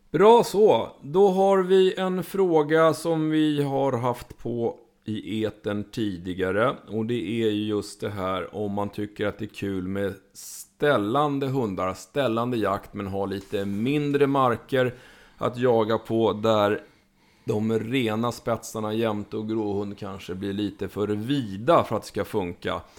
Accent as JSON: {"language": "Swedish", "region": "Småland", "country": "Sweden", "said": "vilket inte vill säga lite eftersom jag är från Småland."}